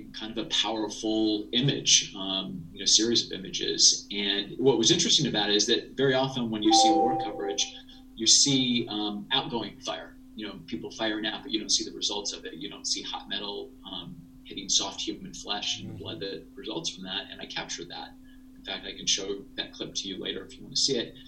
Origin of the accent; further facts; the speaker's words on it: rural Ohio, United States; I grew up in a small town in rural Ohio